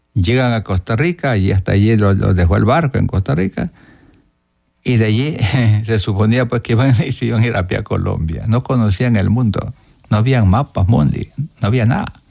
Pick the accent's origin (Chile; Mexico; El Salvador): El Salvador; Morazán; moved away as an adult; also born or lived in Guatemala; yo soy de Morazán